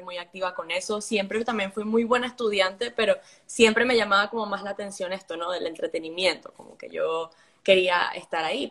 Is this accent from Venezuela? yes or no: yes; Venezuela; now in United States; creciendo en Venezuela